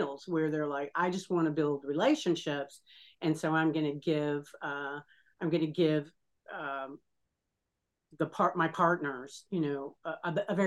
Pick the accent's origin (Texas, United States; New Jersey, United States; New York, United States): Texas, United States; now in Florida, United States; I live in Florida and I was born in Texas and have relatives still in Texas